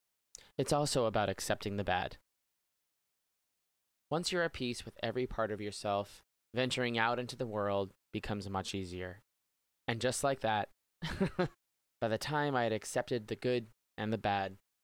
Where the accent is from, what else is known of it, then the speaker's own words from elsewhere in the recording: Boston, Massachusetts, United States; I'm a Bostonian, born, raised, never left